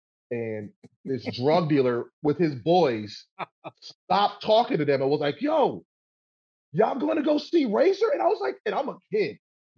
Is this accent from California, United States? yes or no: no; New York, United States; I grew up in the Bronx, man, in the 80s and the 90s